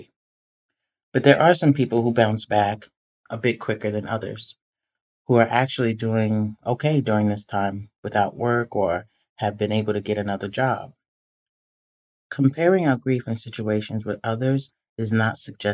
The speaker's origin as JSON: {"language": "English", "town": "New York City", "region": "New York", "country": "United States", "tie": "born or raised there", "said": "growing up in the Bronx in the 80s"}